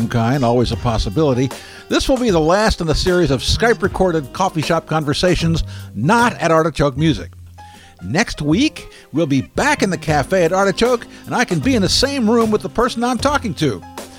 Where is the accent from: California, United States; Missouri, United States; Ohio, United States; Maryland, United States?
Maryland, United States; Baltimore; I'm from Baltimore and I'm Italian